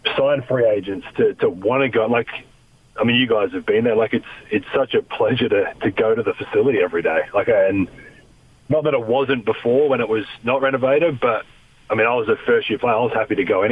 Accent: Australia; moved away as an adult; now in United States; I'm Australian

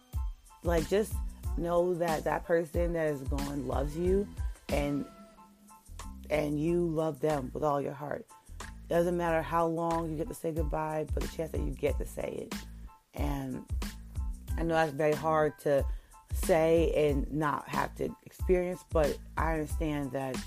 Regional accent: New York, United States; I'm from New York, so our high schools like to really get out around June

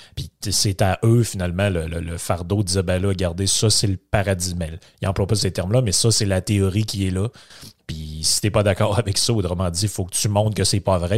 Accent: Quebec, Canada; je viens du Saguenay-Lac-Saint-Jean.

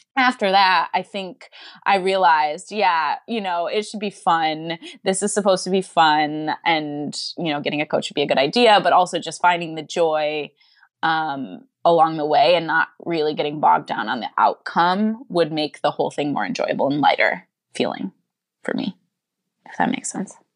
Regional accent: Johnson City, New York, United States; I grew up in Johnson City, New York

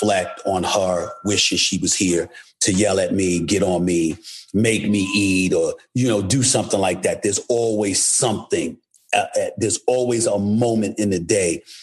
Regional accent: New York City, New York, United States; I was born and raised in New York City, but my family's from St. Thomas, St. Croix, Antigua, Anegada

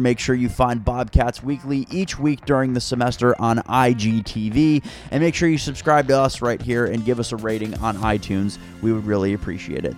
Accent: Northeast, United States; I am from the Northeast

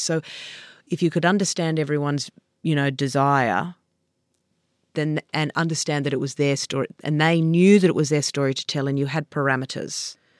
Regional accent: Sydney, New South Wales, Australia; I grew up on the Lower North Shore.

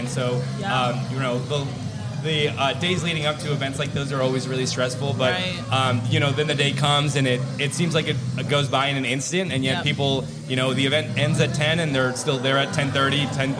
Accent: Arkansas, United States; moved away as an adult; also born or lived in Alaska; now in Chicago, United States; So I actually am not from Chicago. I was born and raised in Arkansas all the way up until I was like 22.

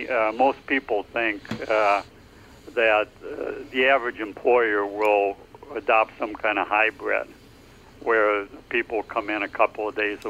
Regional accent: Prairie du Chien, Wisconsin, United States; born there; Oh, yeah, yeah. I was born just downriver in Prairie du Chien.

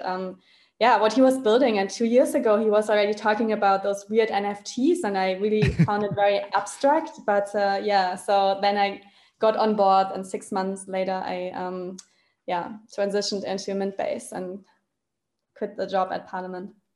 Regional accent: Germany; I'm originally from Germany

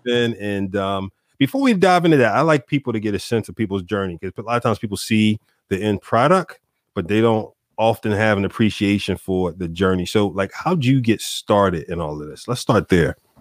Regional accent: Philadelphia, Pennsylvania, United States; also born or lived in Chicago / Dallas; now in Wilmington, United States; I'm from from Philly, you know, originally. I still, you know, I'm down the street from Philly now, Wilmington, Delaware

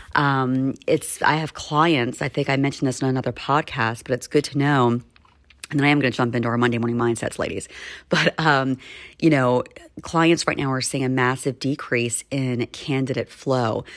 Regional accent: Maryland, United States; now in Philadelphia, United States; where I grew up in Maryland

